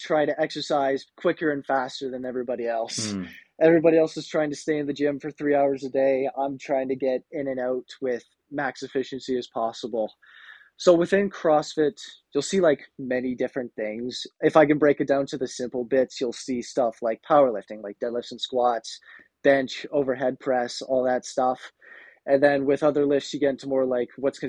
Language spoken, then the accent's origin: English; Kemptville, Ontario, Canada; I'm from Kempville, Ontario